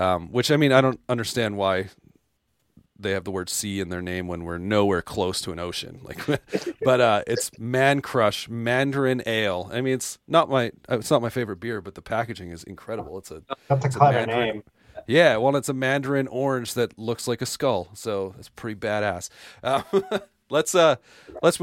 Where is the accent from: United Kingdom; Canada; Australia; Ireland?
Canada; I'm from Canada